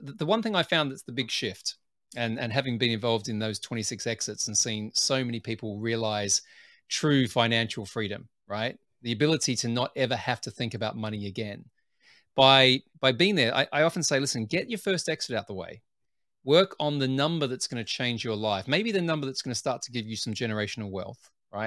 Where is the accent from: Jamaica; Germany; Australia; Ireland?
Australia; Adelaide, South Australia; moved away as an adult; also born or lived in Sydney, Australia / United Kingdom; where I grew up in Adelaide, South Australia